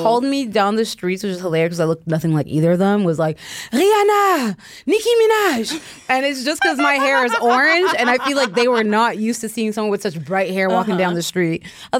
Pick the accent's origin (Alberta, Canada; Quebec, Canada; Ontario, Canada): Ontario, Canada; Toronto; Well, because I'm from Toronto, I feel like... you have to speak English. Like you just have to speak English. So I did grow up going to French school before I kind of got over. I went to just English school.